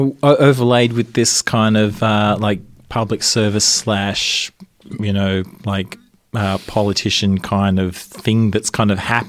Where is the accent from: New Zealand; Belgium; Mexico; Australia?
Australia; Canberra, Australian Capital Territory; moved away; I grew up in Canberra.